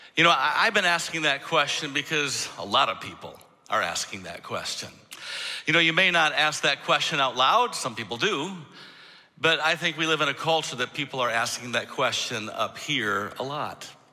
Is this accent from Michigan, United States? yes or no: yes; Michigan, United States; moved away as an adult; I'm originally from Michigan. I mean, most of my life before I moved here from Michigan